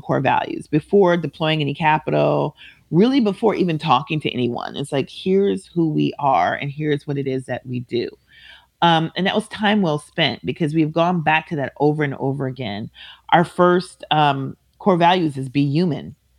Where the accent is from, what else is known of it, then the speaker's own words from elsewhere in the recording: Minneapolis, Minnesota, United States; I am from Minneapolis. I grew up about six blocks away from where he was murdered